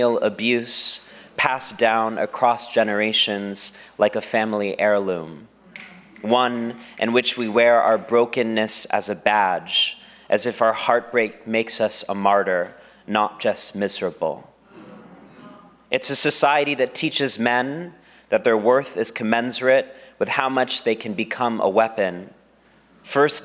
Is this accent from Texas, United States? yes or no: yes; Texas, United States; my home state of Texas